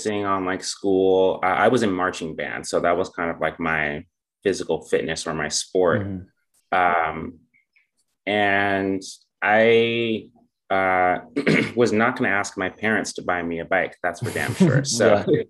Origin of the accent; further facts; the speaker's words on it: California, United States; moved away as an adult; now in Seattle, United States; I'm originally from California